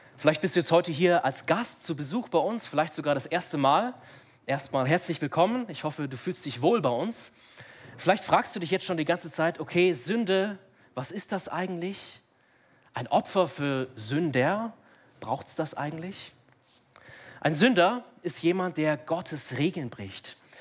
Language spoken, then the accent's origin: German; Munich, Bavaria, Germany; ich bin hier in München aufgewachsen